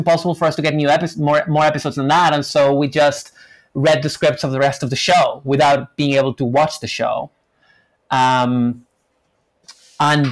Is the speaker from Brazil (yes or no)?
no; Argentina; moved away as an adult; also born or lived in Ireland; now in Scotland, United Kingdom; I'm from Argentina. I live in Scotland. I've lived in Ireland.